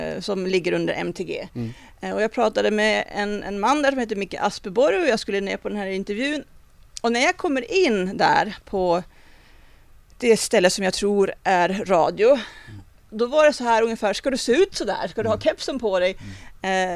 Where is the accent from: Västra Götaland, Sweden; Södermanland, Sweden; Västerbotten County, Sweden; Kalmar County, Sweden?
Västerbotten County, Sweden; Vilhelmina; moved away; min uppväxt i Vilhelmina